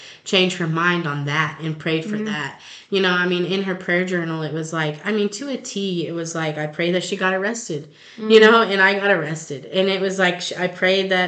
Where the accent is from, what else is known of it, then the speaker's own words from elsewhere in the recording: Long Lane, Missouri, United States; We're from Long Lane